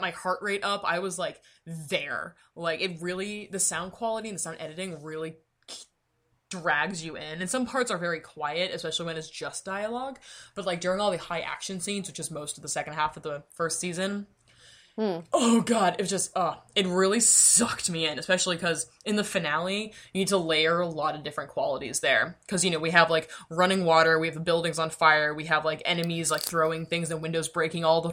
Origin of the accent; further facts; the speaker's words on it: United States; I'm such American